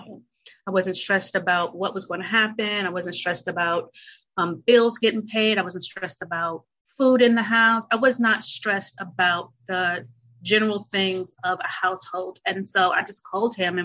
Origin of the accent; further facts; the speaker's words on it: North Carolina, United States; moved away as an adult; also born or lived in Chicago; I'm from North Carolina